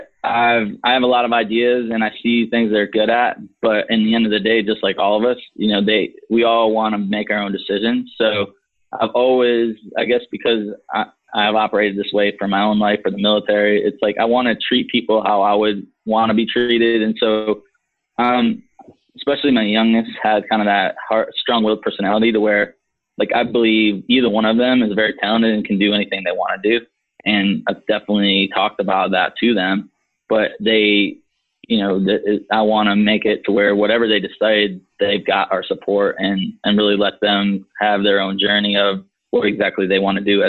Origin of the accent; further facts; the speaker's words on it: Michigan, United States; moved away; we were growing up in Michigan